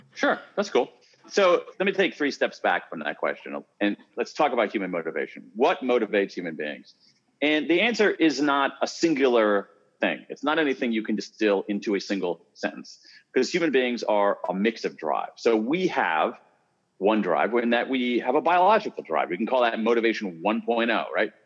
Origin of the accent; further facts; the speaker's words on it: Columbus, Ohio, United States; I grew up in Columbus, Ohio